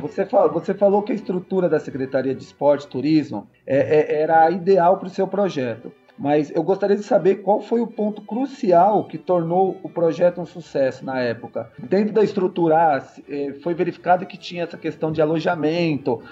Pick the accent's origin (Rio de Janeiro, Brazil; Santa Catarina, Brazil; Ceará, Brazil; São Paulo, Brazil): São Paulo, Brazil; Guarulhos; aqui em Guarulhos, sou de Guarulhos